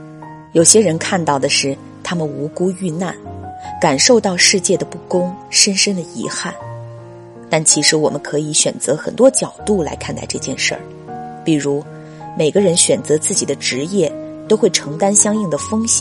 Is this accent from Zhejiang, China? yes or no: no; Wuhan, Hubei, China; 就疫情这个事件来说，我是武汉人，作为在疫区中心的人来说，我就是当事人。